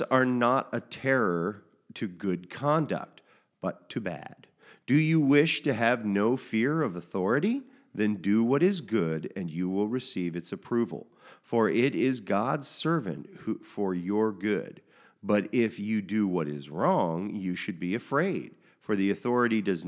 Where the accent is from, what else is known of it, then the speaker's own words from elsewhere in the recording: United States; as an American in the 21st century